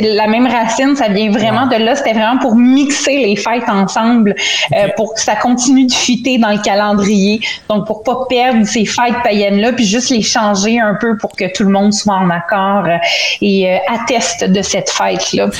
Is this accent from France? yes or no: no; Montreal, Quebec, Canada; also born or lived in Saint-Jean-sur-Richelieu; suis née à Montréal.